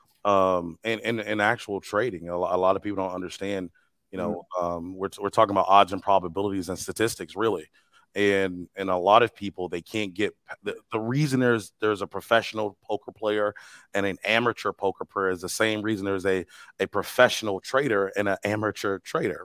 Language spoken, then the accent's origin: English; East St. Louis, Illinois, United States; I'm from East St. Louis, born and raised